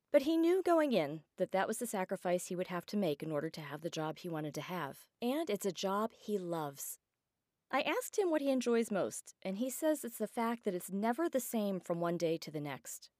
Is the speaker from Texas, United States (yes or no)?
no; Johnstown, Pennsylvania, United States; my hometown of Johnstown, Pennsylvania